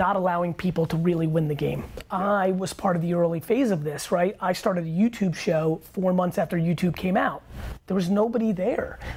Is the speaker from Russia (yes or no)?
yes; Russia; now in United States; I was born in Russia.